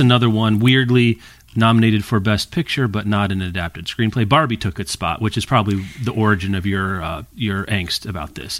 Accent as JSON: {"language": "English", "town": "Lawrence", "region": "Kansas", "country": "United States", "tie": "born or raised there", "said": "my hometown of Lawrence and its county"}